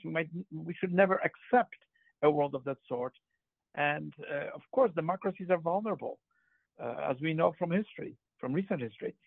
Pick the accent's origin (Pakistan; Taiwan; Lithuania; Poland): Poland; moved away; I grew up in Poland